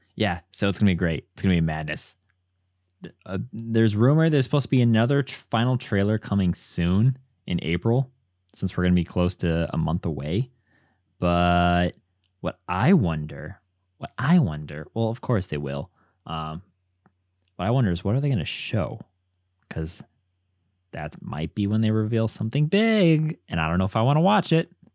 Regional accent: Midwest, United States; now in Chicago, United States; as a Midwesterner in Chicago

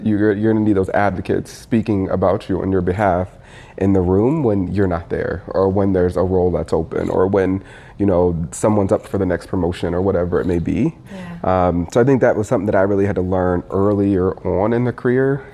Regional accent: Indiana, United States; moved away; also born or lived in Michigan / Minneapolis; I was raised in Indiana

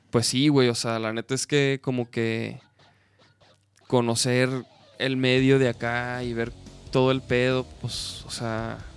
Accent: Chihuahua, Mexico; moved away; cuando yo me vine de Chihuahua para acá, me, me vine manejando, güey.

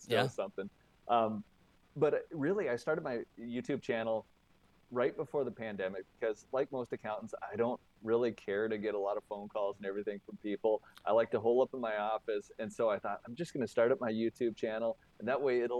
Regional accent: Moore, Montana, United States; moved away as an adult; also born or lived in North Dakota; I born and raised in middle of Montana, central Montana, by Moore, Montana

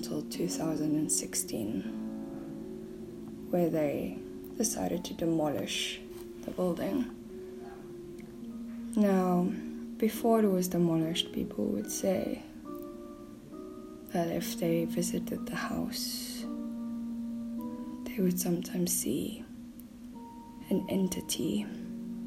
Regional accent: South Africa; now in Poland; I'm from South Africa

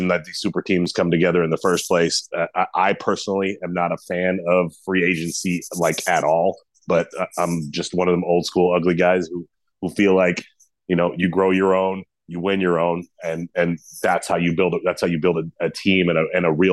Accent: Boston, Massachusetts, United States; accent: Boston; I'm from Boston.

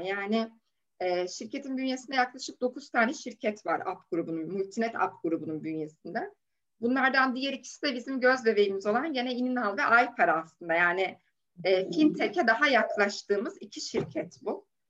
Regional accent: Safranbolu, Karabük Province, Turkey; moved away as an adult; also born or lived in Copenhagen, Denmark / Lund, Sweden; now in Istanbul, Turkey; Karabüklüyüm, Safranboluyum

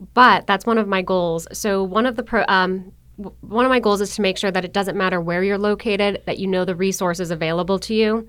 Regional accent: Buffalo, New York, United States; moved away as an adult; also born or lived in Virginia / Brunswick, Georgia; now in Georgia, United States; I was raised in Buffalo, New York, born and raised

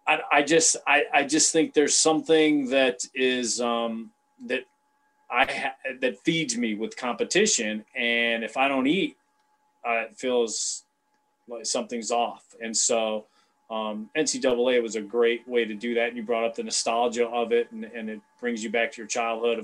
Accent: Cleveland, Ohio, United States; now in Chicago, United States; Growing up in Cleveland, I mean, Cleveland's kind of a different feel of the rest of Ohio

